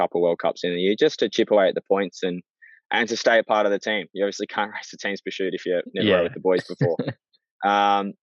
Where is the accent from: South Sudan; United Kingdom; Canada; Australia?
Australia; being an Aussie